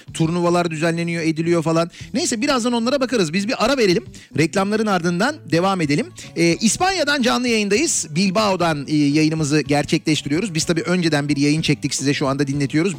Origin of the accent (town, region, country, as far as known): Istanbul, Turkey